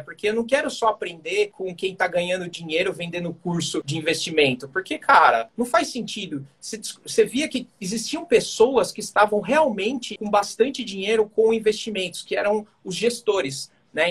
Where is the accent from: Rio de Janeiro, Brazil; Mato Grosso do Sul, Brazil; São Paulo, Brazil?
São Paulo, Brazil; Sou aqui de São Paulo